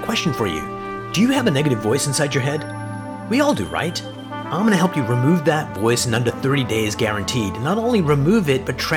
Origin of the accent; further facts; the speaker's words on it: Canada; I'm a Canadian